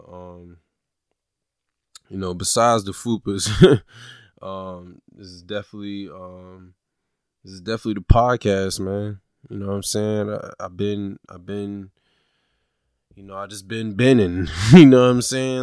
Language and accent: English; Norfolk, Virginia, United States; I am a Norfolk, Virginia native. I was born and raised in Norfolk, Virginia, which means I do represent the 757